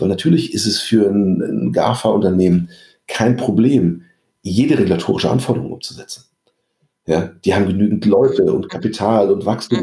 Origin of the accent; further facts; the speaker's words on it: Germany; also born or lived in Paris, France; was wir in Deutschland haben.